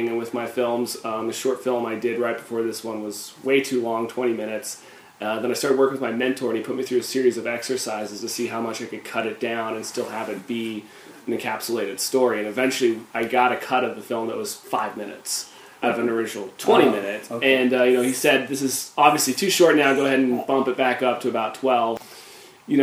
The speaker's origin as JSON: {"language": "English", "town": "Boise", "region": "Idaho", "country": "United States", "tie": "born or raised there", "also_born_or_lived": "Nevada", "said": "I am from Boise, Idaho"}